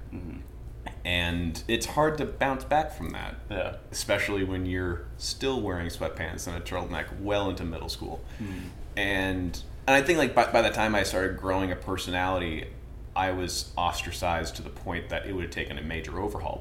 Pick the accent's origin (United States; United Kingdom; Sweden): United States; Vermont; now in Charleston, United States; I come from Vermont